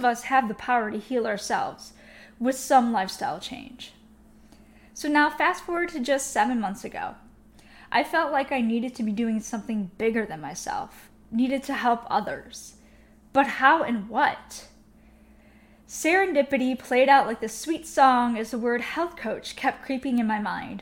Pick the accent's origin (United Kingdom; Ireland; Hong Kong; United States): United States; Chicago, Illinois; moved away as an adult; also born or lived in Miami / New York / Milwaukee; I moved to Miami, New York, Milwaukee, growing up in Chicago